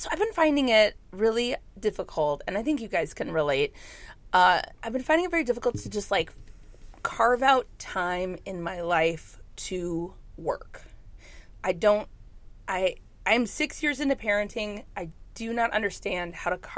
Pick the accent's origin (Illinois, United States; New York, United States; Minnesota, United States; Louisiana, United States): Minnesota, United States; I'm from Minnesota.